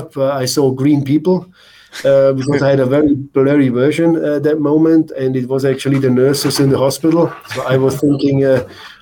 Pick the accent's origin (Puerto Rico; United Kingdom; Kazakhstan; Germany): Germany; moved away as an adult; also born or lived in New Zealand / Norway / Vancouver, Canada; Being a German, growing up in Germany, it's just something a little bit different because I grew up in that system